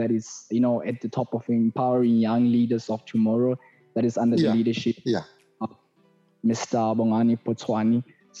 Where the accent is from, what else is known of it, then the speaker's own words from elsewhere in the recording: Mahikeng, North West, South Africa; like you have already said. … I was born and bred in West Mafikeng, to be precise.